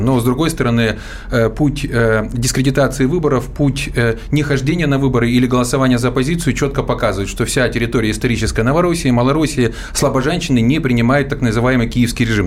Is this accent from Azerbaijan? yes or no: no; Zaporizhzhia, Zaporizhzhia Oblast, Ukraine; мой родной город Запорожье